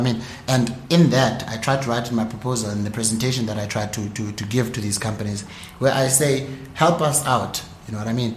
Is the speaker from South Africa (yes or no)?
yes; South Africa; as South African entrepreneurs